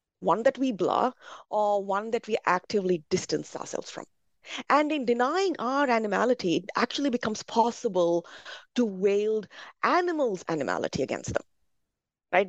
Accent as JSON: {"language": "English", "country": "India", "tie": "born or raised there", "said": "as a Brahmin growing up in India"}